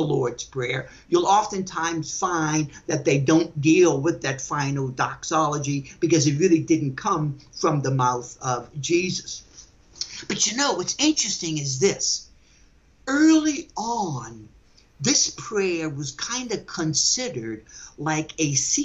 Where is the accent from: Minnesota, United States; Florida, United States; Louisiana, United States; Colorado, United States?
Louisiana, United States; New Orleans; I'm from New Orleans